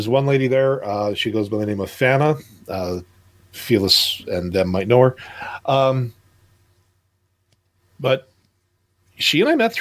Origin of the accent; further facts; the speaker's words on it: Canada; being a Canadian